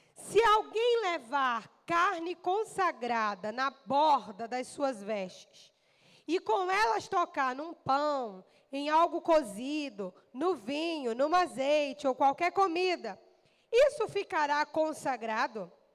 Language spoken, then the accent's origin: Portuguese; Brazil; Nós somos a nação brasileira, nós somos brasileiros